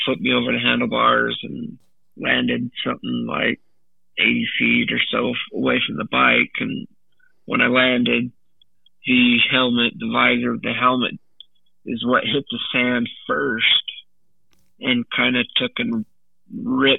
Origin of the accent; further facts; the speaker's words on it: Orem, Utah, United States; also born or lived in Provo, Utah / Pleasant Grove, Utah; I was born in Provo, Utah. I was born in, or raised in Orem